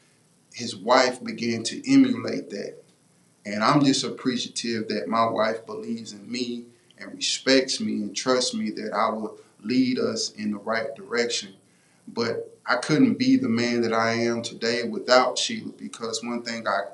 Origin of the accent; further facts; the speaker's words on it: Houston, Texas, United States; moved away; also born or lived in McCook, Nebraska; I was coming from College Park in the south side of Houston